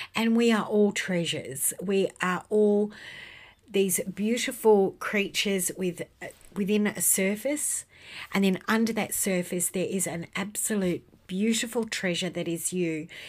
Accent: Western Australia, Australia; in my home state of Western Australia

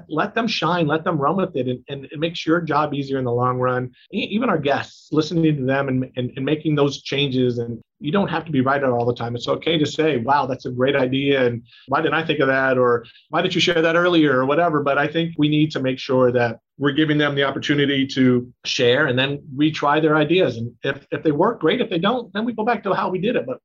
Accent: Cleveland, Ohio, United States; I grew up in Cleveland well. in the '80s, so I remember the Cardiac Kids and then Bernie Kosar and all that.

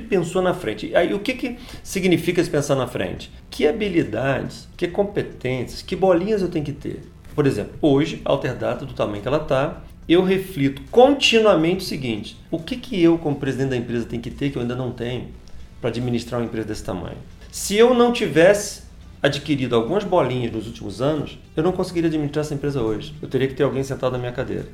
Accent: Teresópolis, Rio de Janeiro, Brazil; Estudei em colégio público minha vida inteira. Eu estudei aqui na cidade, aqui em Teresópolis

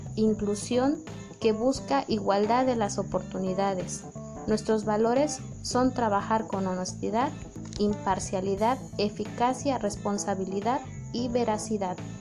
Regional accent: Tuxtepec, Oaxaca, Mexico; nuestro hermoso Tuxtepec, Oaxaca

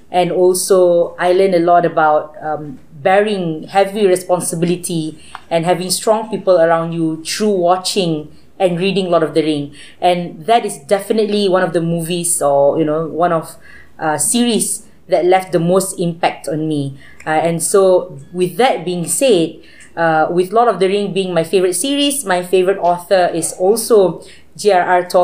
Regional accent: Malaysia; made me feel more, you know, more patriotic as a Malaysian

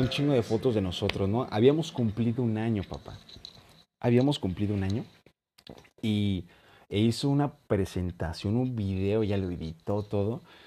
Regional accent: Morelia, Michoacán, Mexico; yo soy de Morelia, Michoacán.

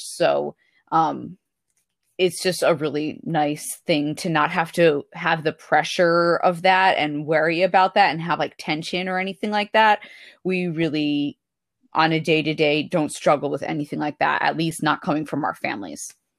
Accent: United States; I'm from the United States. I'm white

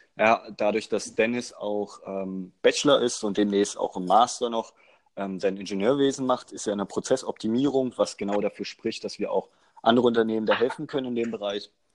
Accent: Magdeburg, Saxony-Anhalt, Germany; Wir kommen aus Magdeburg

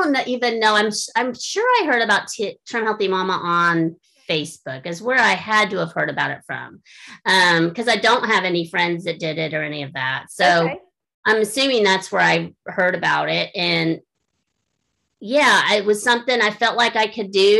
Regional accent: Florida, United States; now in Indiana, United States; I grew up in Florida. I'm a Florida girl.

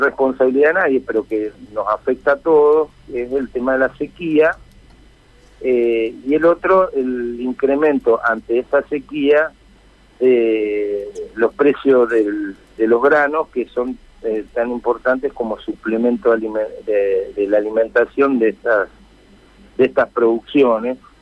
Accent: Felicia, Santa Fe, Argentina; soy de un sector eh, productivo, soy nacido en Felicia, que es una zona tambera

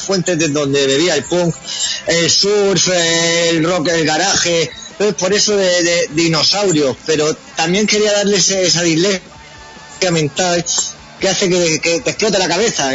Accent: Region of Murcia, Spain; murcianos somos un poco redneck

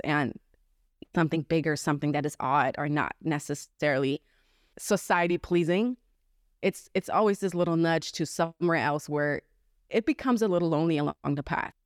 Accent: Germany; moved away as an adult; now in United States; I was born and raised in Germany

